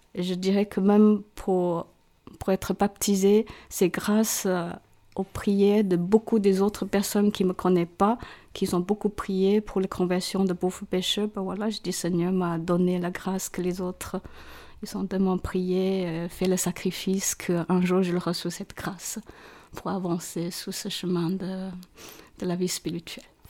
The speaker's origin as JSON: {"language": "French", "country": "Hong Kong", "tie": "born or raised there", "also_born_or_lived": "China", "second_language": "French", "moved": "as an adult", "lives_now": "Montreux, Switzerland", "said": "mes parents et tous mes frères et sœurs, nous, avons euh, immigré à Hong Kong pour rejoindre nos grands-parents"}